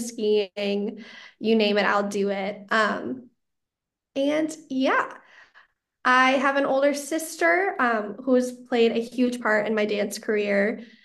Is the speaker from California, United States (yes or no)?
no; Chanhassen, Minnesota, United States; my hometown of Chanhassen